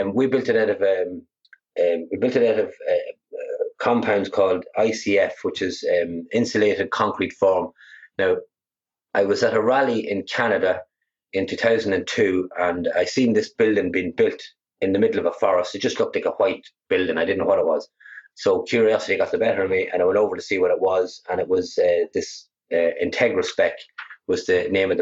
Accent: Ireland; also born or lived in United States; I came back from America. I was there for 8 years, and I briefly studied some renewables out there before I came home.

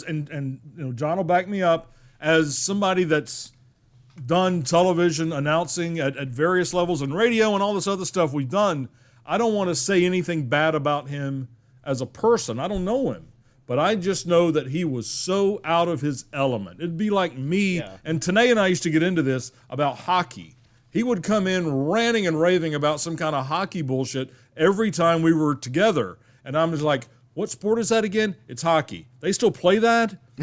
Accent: the South, United States; I grew up in the South. I still live here

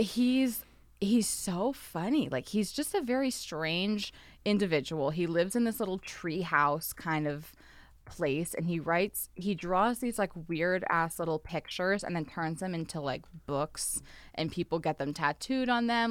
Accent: Texas, United States; now in Los Angeles, United States; I grew up in Texas where we had a lot of tornadoes

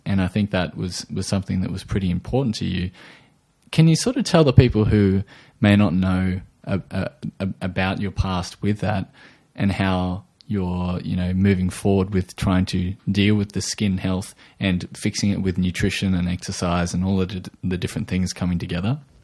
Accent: Australia

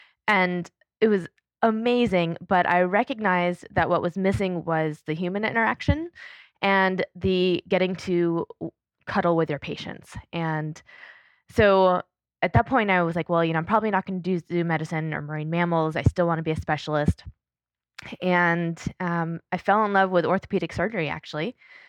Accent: Panama; As a kid. Yeah. I grew up in Panama in Central America

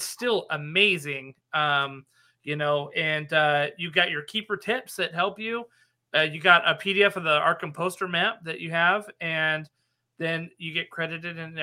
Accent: Nevada, United States; I'm from Nevada, by the way, and the Old West is kind of in my bones.

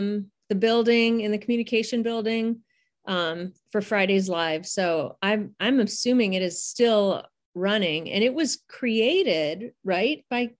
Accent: Garfield Heights, Ohio, United States; now in Pennsylvania, United States; I'm from Garfield Heights.

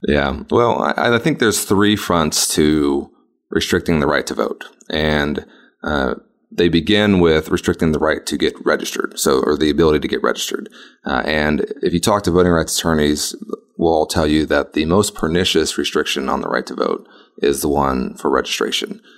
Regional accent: Texas's 32nd district, United States; I'm running here in my home. It's my hometown where I was born and raised

